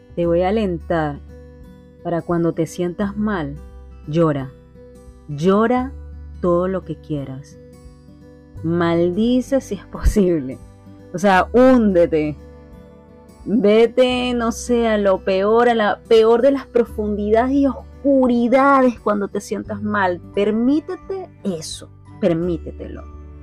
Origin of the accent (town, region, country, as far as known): Venezuela